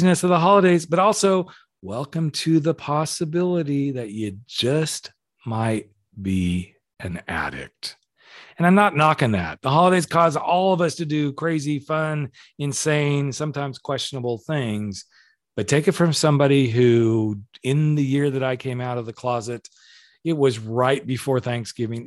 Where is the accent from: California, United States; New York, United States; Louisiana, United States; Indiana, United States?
California, United States; we're both from California